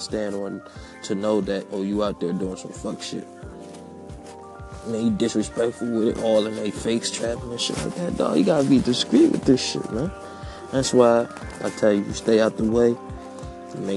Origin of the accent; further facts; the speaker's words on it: Philadelphia, Pennsylvania, United States; I was raised up in West Philly